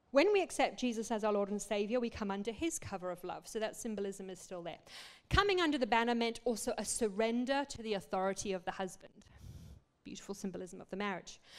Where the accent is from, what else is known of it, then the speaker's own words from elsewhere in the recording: Botswana; also born or lived in Zimbabwe / South Africa; we grew up in Africa. My parents were 35 years missionaries there. We grew up in Botswana, then Zimbabwe, South Africa.